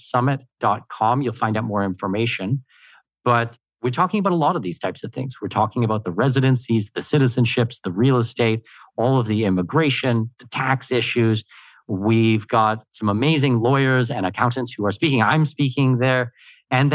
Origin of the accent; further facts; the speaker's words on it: Canada; now in Panama; I'm born and raised in Canada, but my family's from Denmark